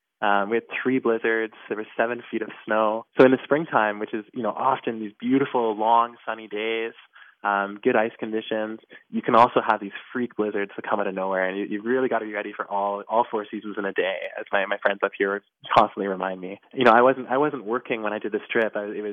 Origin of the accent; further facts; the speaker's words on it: Makkovik, Newfoundland and Labrador, Canada; now in Happy Valley-Goose Bay, Canada; I was born in a small Inuit community called Makovic, which is part of Nunatsiavut, which is the Inuit homeland on the east coast of Canada.